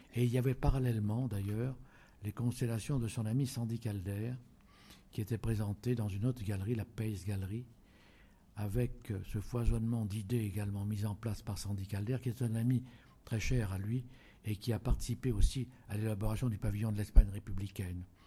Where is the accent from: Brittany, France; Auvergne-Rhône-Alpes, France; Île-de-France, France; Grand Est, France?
Auvergne-Rhône-Alpes, France; en Auvergne, qui est mon pays natal.